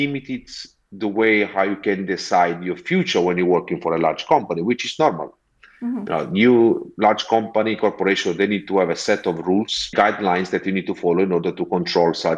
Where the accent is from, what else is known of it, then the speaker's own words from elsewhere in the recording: Amalfi Coast, Campania, Italy; English is a second language; moved away as an adult; also born or lived in Montclair, United States; now in London, United Kingdom; I'm originally from the Amalfi Coast